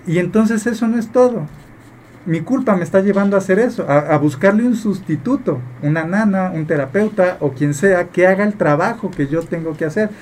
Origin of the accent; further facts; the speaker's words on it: Mexico; como mexicanos tenemos mucho esta costumbre